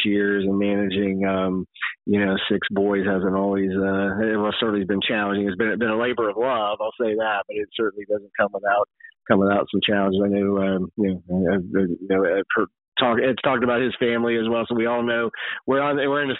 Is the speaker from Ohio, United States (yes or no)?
yes; Middletown, Ohio, United States; I was born and raised in Middletown, Ohio, lived my whole life there pretty much